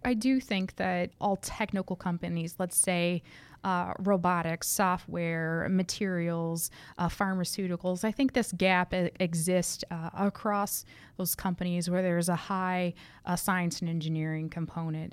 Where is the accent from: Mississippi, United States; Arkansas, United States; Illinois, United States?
Arkansas, United States; rural; moved away as an adult; also born or lived in Missouri / Michigan; I was raised in uh, rural Arkansas